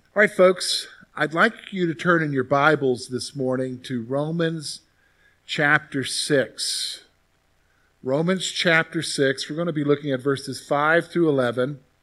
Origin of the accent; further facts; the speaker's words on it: Columbia, South Carolina, United States; growing up in the South, you hear a lot about salvation because it's very much a Christian culture down there